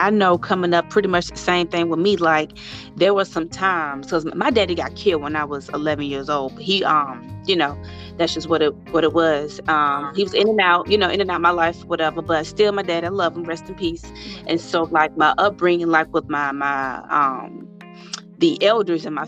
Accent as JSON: {"language": "English", "region": "the South", "country": "United States", "said": "I'm from the South, and you know, I'm from a real country town."}